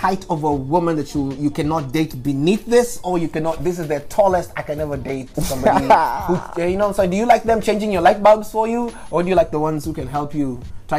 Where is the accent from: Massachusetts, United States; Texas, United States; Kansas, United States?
Kansas, United States; Wichita; now in Seattle, United States; I'm from Wichita, Kansas. And they're like, that's in Africa, right? I'm like, no, that's in Kansas, fam.